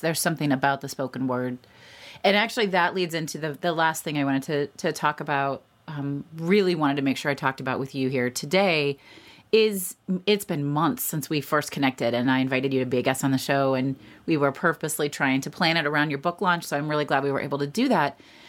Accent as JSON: {"language": "English", "town": "Indianapolis", "region": "Indiana", "country": "United States", "tie": "born or raised there", "said": "I grew up in Indianapolis."}